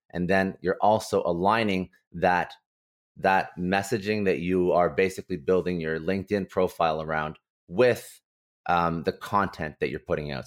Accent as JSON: {"language": "English", "town": "Ottawa", "region": "Ontario", "country": "Canada", "tie": "born or raised there", "moved": "yes", "lives_now": "Toronto, Canada", "said": "I was basically born and raised in Ottawa"}